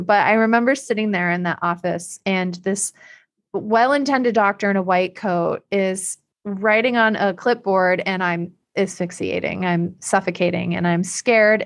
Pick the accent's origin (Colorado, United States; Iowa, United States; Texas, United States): Iowa, United States; moved away as an adult; also born or lived in Illinois; I'm from Iowa.